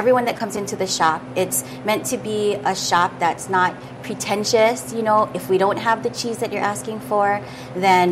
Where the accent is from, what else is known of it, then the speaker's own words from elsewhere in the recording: Nanakuli, Hawaii, United States; I grew up in Nanakuli